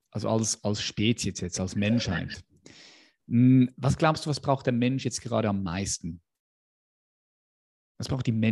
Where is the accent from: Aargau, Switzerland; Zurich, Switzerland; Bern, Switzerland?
Zurich, Switzerland; Zürich, Switzerland; Oder ja, ich bin, ich bin Schweizer.